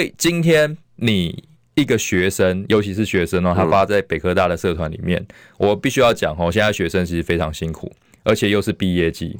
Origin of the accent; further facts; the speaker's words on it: Taiwan; 我们台湾